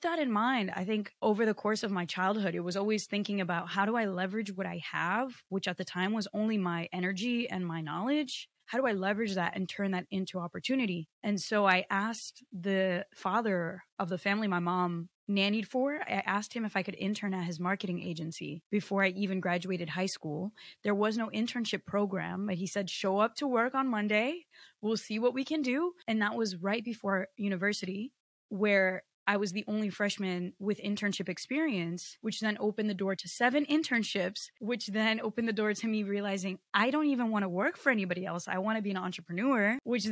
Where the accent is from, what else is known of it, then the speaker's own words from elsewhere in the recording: Connecticut, United States; English is a second language; also born or lived in Rio de Janeiro, Brazil; I was born in Rio in Brazil, and I should not be speaking English right now because I was not programmed to, and like no one in my family was American. But when I was 5 years old, my mom moved my two siblings and I to Connecticut